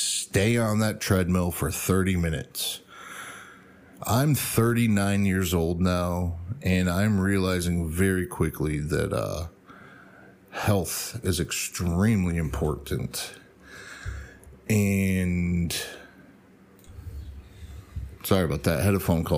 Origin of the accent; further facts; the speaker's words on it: United States; I'm American